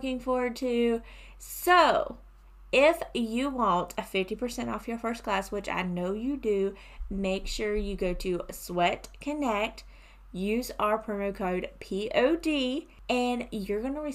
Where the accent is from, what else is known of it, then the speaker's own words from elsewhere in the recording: South Carolina, United States; I'm from South Carolina